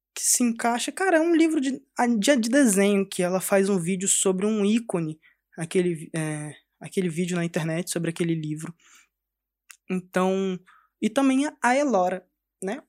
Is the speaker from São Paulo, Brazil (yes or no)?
no; Cariacica, Espírito Santo, Brazil; Eu cresci lá no Espírito Santo, sou do Espírito Santo, de Cariacica, perto de Vitória.